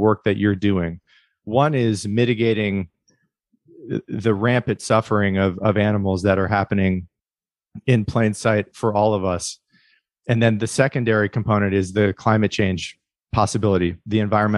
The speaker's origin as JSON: {"language": "English", "region": "Midwest", "country": "United States", "tie": "born or raised there", "said": "I grew up in the Midwest"}